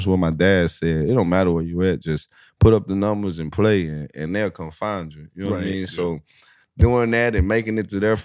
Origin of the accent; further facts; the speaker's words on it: East Texas, United States; I'm from East Texas